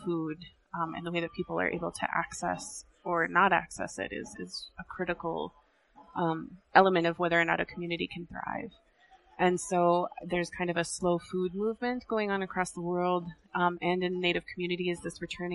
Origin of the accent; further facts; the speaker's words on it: South Dakota, United States; I was born and raised in South Dakota, but I am Ihonkdwan and Oglala.